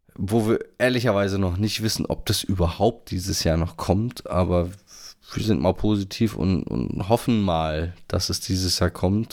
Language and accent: German; Northern Germany, Germany; als Norddeutscher